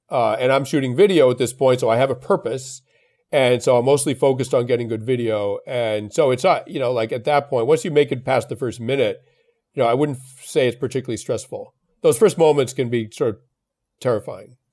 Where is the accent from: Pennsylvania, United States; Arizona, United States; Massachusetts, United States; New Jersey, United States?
Massachusetts, United States; Belmont; I grew up in Belmont, Massachusetts